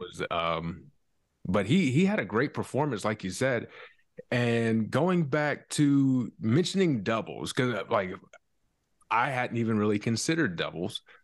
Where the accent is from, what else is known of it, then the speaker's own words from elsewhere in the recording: South Carolina, United States; I'm from South Carolina